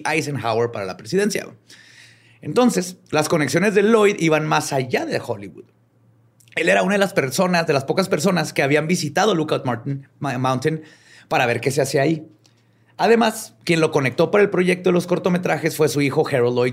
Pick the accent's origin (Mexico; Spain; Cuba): Mexico; northern Mexico; es que soy norteño, pues.